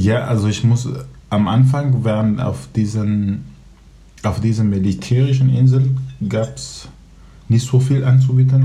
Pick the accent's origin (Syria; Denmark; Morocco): Syria; Aleppo, Aleppo Governorate; first language Kurdish, Arabic; German is a second language; moved away as an adult; now in Germany; Ich, ich komme aus Syrien, aus Aleppo. Ich bin Kurde, mit zwei Sprachen aufgewachsen, Kurdisch und Arabisch. Mhm. Da habe ich meine Kindheit verbracht.